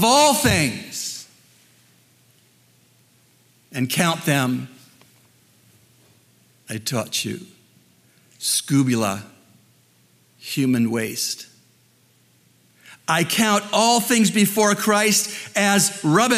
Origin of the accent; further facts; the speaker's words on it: Canada; moved away as an adult; also born or lived in Dallas, United States; the cost I face as a Canadian to go to a U.S. seminary